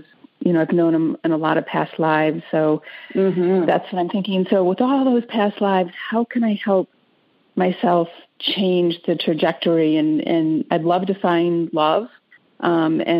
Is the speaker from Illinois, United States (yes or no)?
no; Detroit, Michigan, United States; I'm from Detroit